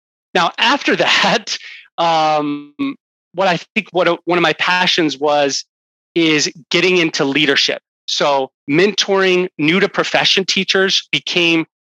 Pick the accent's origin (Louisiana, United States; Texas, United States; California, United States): Texas, United States; Houston; I grew up in Houston, Texas